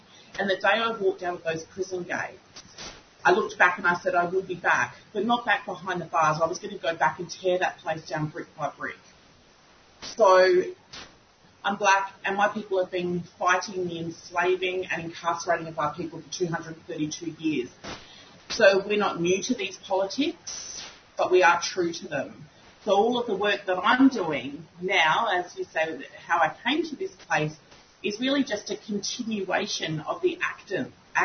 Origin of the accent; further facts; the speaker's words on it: Kaurna Country, South Australia, Australia; I'm a Gunditjmara woman born and raised on Kaurna Yirrkala